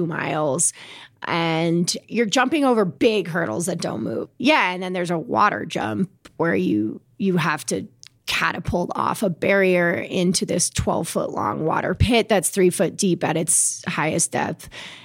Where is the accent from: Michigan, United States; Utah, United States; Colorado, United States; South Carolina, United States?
Colorado, United States; Englewood; also born or lived in Princeton, New Jersey; I grew up in Englewood, Colorado.